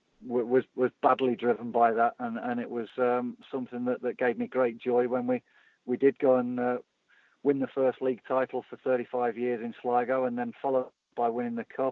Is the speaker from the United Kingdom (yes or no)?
yes; England, United Kingdom; I'm English